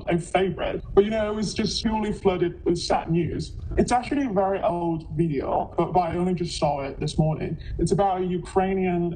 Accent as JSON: {"language": "English", "country": "China", "also_born_or_lived": "United Kingdom / Japan", "said": "I'm from China"}